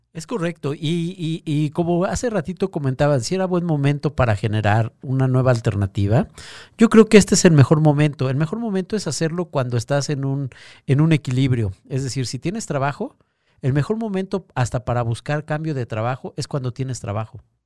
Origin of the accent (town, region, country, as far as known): Mexico